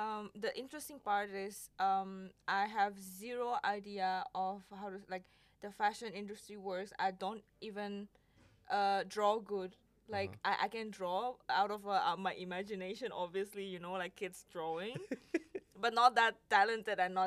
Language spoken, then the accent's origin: English; Indonesia; moved away as an adult; also born or lived in Paris, France; now in Netherlands; I'm from Indonesia, and then I studied fashion design